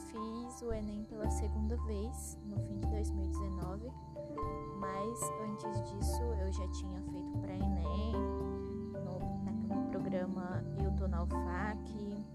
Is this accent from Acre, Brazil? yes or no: yes; Tarauacá, Acre, Brazil; tenho 20 anos, sou natural de Tarauacá, Acre